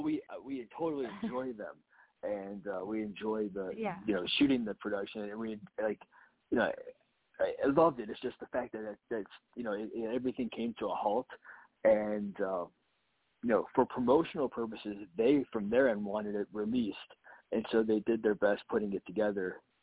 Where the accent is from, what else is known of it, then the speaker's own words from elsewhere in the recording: Florida, United States; from Ohio. I grew up in South Florida, so just my entire family is from the Ohio area.